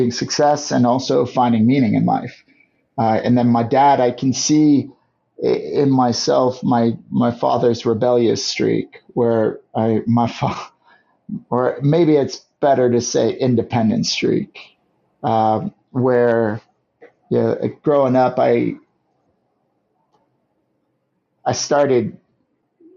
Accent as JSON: {"language": "English", "town": "St. Louis", "region": "Missouri", "country": "United States", "tie": "born or raised there", "also_born_or_lived": "Guam", "said": "I grew up in St. Louis, Missouri with my mom and dad and our two little sisters"}